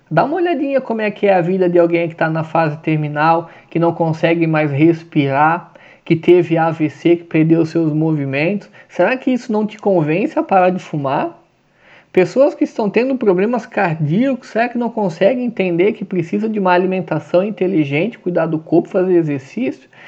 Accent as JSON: {"language": "Portuguese", "region": "Santa Catarina", "country": "Brazil", "said": "tá frio pra caramba aqui no sul, né? Sou de Santa Catarina."}